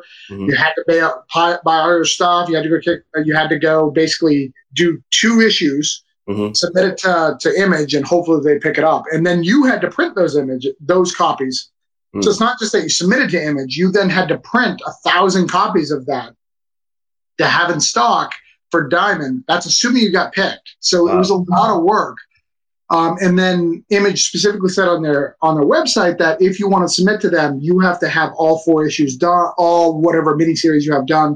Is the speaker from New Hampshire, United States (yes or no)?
yes; Rochester, New Hampshire, United States; I'm from Rochester, New Hampshire